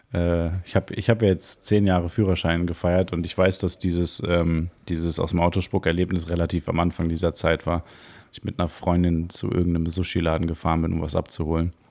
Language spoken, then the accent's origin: German; Cologne, North Rhine-Westphalia, Germany; Ich sehe als gebürtiger Kölner. Äh, ich sehe den Dom sehr selten.